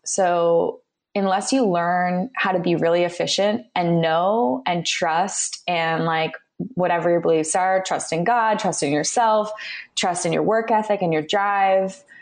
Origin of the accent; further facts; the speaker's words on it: California, United States; I was born and raised in California